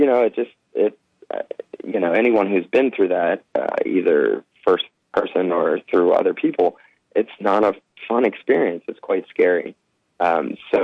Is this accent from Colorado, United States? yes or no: no; Philadelphia, Pennsylvania, United States; moved away; also born or lived in Los Angeles; I'm from Philadelphia